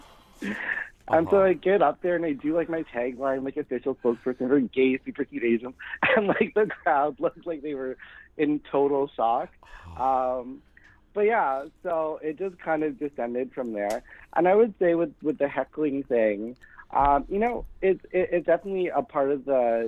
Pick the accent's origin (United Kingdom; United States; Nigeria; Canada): Canada; Winnipeg, Manitoba; I grew up in Winnipeg, Manitoba